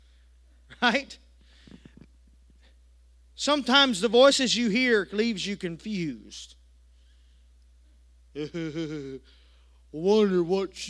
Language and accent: English; United States; accent: country; I was a little country boy, didn't go out to eat much, but I tell you what, I let my country accent come out